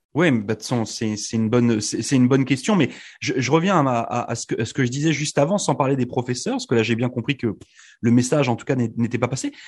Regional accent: Brittany, France; moved away as an adult; now in Canada; je viens de France

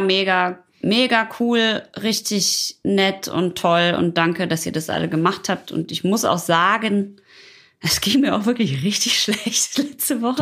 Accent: Ruhr area, North Rhine-Westphalia, Germany; ich komme aus dem Ruhrpott

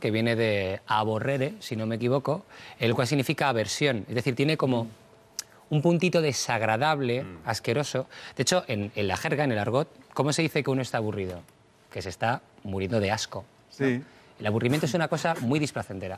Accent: Lima, Peru; moved away as an adult; now in Miami, United States; yo soy de Lima, Perú, me mudé hace casi dos años aquí a Estados Unidos para estudiar mi maestría

